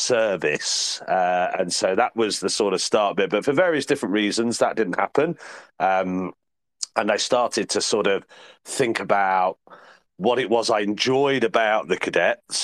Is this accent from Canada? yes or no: no; Midlands, United Kingdom; also born or lived in Oxfordshire / Leicestershire; coming back to the Midlands, because I'm from the Midlands originally